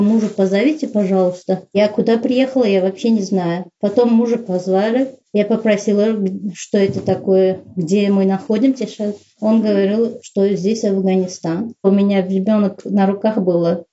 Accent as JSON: {"language": "Russian", "country": "Uzbekistan", "also_born_or_lived": "Saint Petersburg / Syria", "second_language": "Russian", "moved": "as an adult", "said": "Я сказала, что я узбечка, я узбе- в Узбекистане живу"}